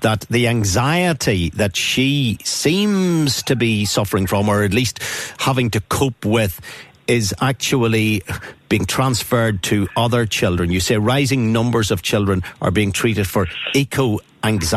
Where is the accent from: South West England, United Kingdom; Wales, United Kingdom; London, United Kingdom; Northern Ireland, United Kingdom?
Northern Ireland, United Kingdom; growing up in Northern Ireland when I was a 16-year-old